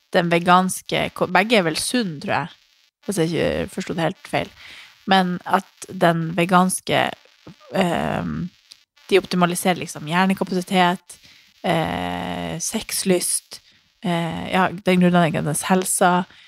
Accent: Harstad, Troms, Norway; hjemme i Harstad

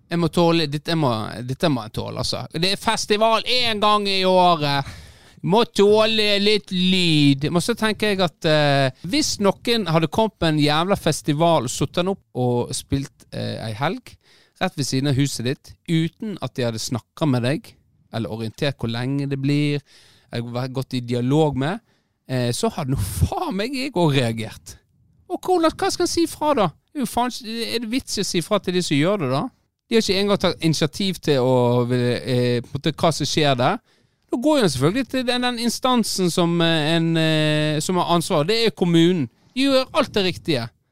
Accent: Kinn, Vestland, Norway; jeg er jo vokst opp

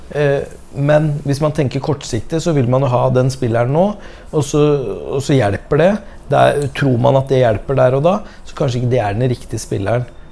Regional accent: Skjetten, Akershus, Norway; also born or lived in Lillestrøm; jeg er født og oppvokst på Skjetten

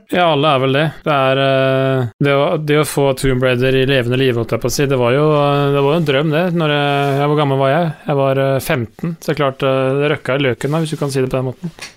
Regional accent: Østfold, Norway; jeg er fra Råne Østfold

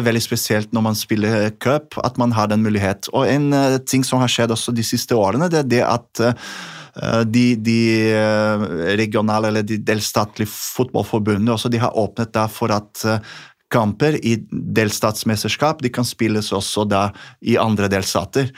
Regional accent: Brazil; moved away; det som jeg har vokst opp med i, i Brasil

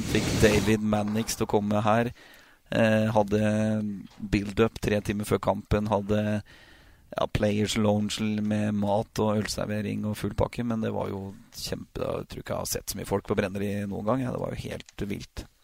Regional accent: Oslo, Norway; vi kommer fra Oslo, jeg og kona mi.

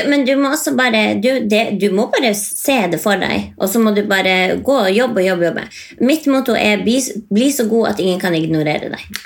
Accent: Indre Billefjord, Troms og Finnmark, Norway; oppvokst i Indre Billefjord

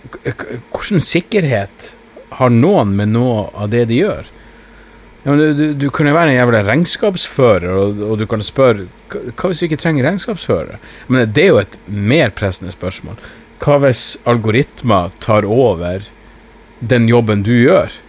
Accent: Narvik, Nordland, Norway; Jeg er jo fra Narvik

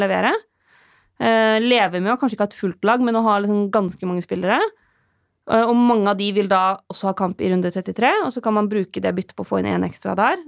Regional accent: Lillehammer, Innlandet, Norway; jeg er fra Lillehammer

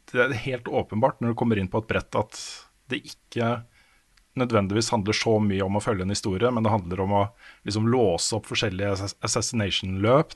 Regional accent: Våler, Østfold, Norway; moved away; Jeg vokste opp i Våler utafor Moss, jeg er nesten aldri der nå lenger.

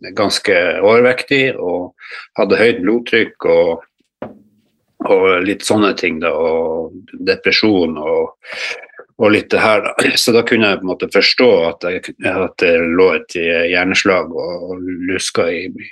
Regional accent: Harstad, Troms, Norway; moved away as an adult; also born or lived in Godøynes, Bodø; now in Bodø, Norway; Jeg er opprinnelig harstadværing. Jeg flytta hit til, til Bodø

